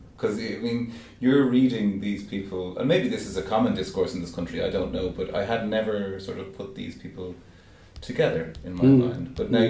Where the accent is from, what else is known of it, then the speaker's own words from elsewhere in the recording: Ireland; as an Irishman